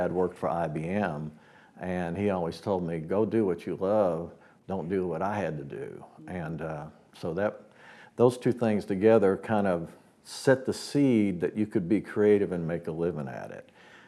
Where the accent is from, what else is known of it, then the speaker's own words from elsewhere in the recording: Woodstock, New York, United States; moved away; also born or lived in Nashville; I was born in Woodstock, New York, before it was Woodstock, New York. But the great thing about that was it was an artistic community already.